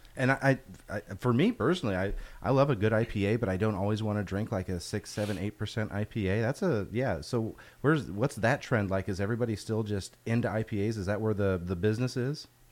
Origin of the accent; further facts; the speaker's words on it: Iowa, United States; moved away; I'm from Iowa